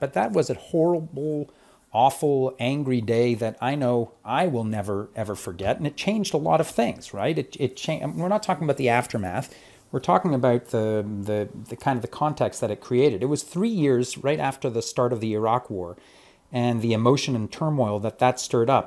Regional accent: Montreal, Quebec, Canada; moved away as an adult; now in Toronto, Canada; I came from Montreal, but I came to Toronto in the late 80s uh, to study philosophy and classics at U of T

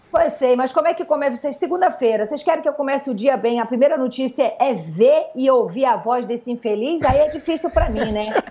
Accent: Northeast Region, Brazil; now in Rio de Janeiro, Brazil; eu não sou hum. carioca, eu sou nordestina.

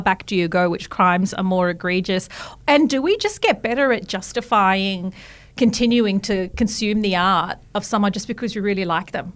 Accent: Australia; I'm an Australian

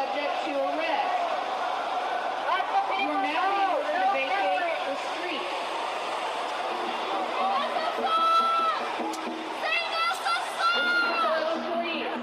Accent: Canada; As a Canadian boy

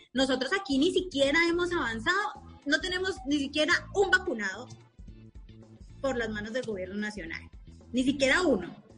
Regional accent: Cauca, Colombia; yo soy del departamento del Cauca

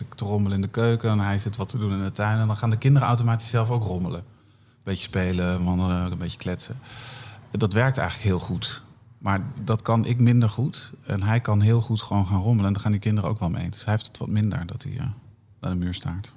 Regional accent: Northeast Groningen, Netherlands; Ik kom uit Noordoost-Groningen, heel klein dorpje

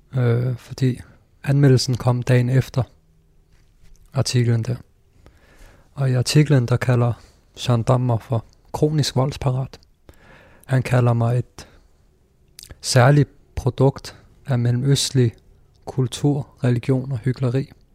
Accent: Denmark; jeg er født i Danmark

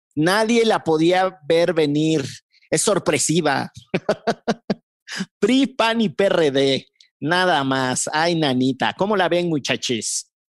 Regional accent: Orizaba, Veracruz, Mexico; en Orizaba, que era donde yo vivía

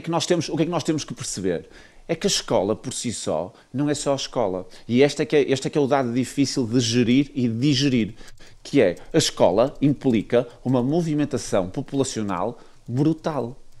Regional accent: Viana do Castelo, Norte, Portugal; eu sou de Viana do Castelo

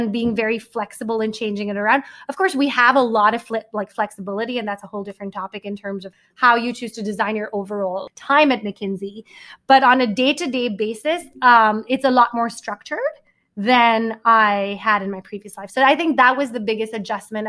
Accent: Mumbai, Maharashtra, India; also born or lived in Manhattan, New York; now in New York, United States; I grew up in Bombay. I moved to Manhattan.

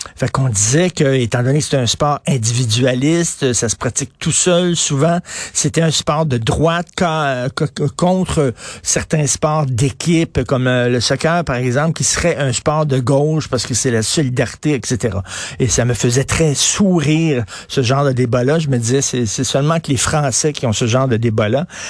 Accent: Montreal, Quebec, Canada; j'avais une piscine quand j'ai grandi à Verdun

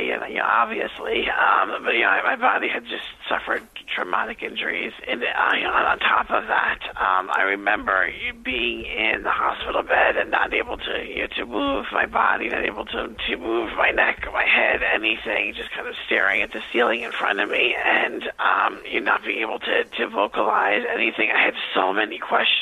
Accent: Long Island, New York, United States; born or raised there

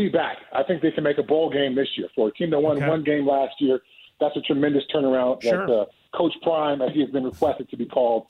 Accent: California, United States; I grew up in Southern California, and I caught snakes and lizards and frogs in my backyard all the time as a kid.

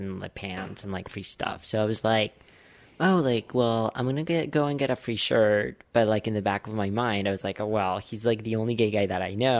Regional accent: Bogotá, Colombia; moved away; I grew up in Bogota

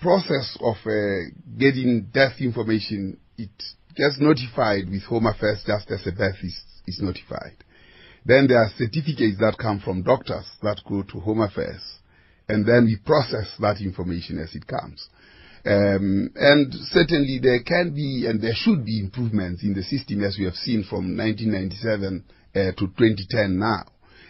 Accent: South Africa; obviously, I would like to say I'm a South African.

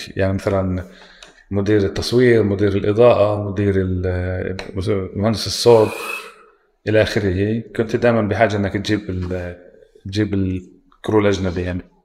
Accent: Palestine; عندنا بفلسطين

